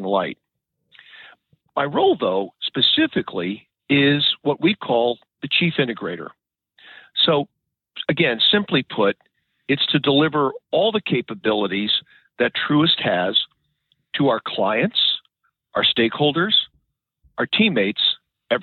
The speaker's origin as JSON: {"language": "English", "region": "New England", "country": "United States", "tie": "born or raised there", "moved": "as an adult", "lives_now": "Maryland, United States", "said": "I grew up in New England"}